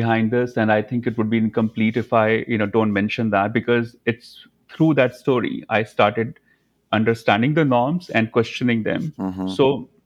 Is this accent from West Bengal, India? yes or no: no; Dharamshala, Himachal Pradesh, India; moved away as an adult; also born or lived in New York; now in Los Angeles, United States; Dharmshala, McLeodganj. That's like my hometown.